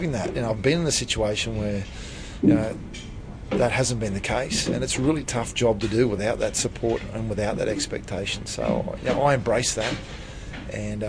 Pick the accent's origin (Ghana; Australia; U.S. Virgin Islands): Australia; Thursday Island, Queensland; I was born on Thursday Island, which is a Torres Strait Island.